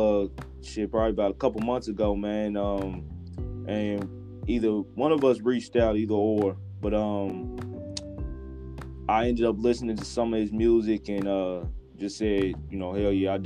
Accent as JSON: {"language": "English", "town": "Louisville", "region": "Kentucky", "country": "United States", "tie": "born or raised there", "also_born_or_lived": "Indianapolis, Indiana", "said": "I was raised in Indianapolis, but I grew up in Louisville."}